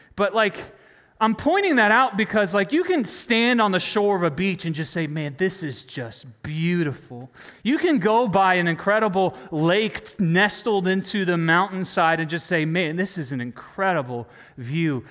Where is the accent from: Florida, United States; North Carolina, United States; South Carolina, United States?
North Carolina, United States; I grew up in North Carolina